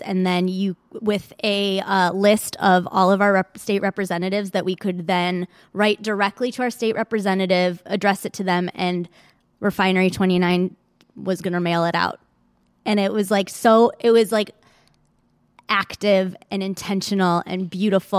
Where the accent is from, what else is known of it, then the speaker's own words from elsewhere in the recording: Michigan, United States; now in Los Angeles, United States; I grew up in Michigan, and then I came back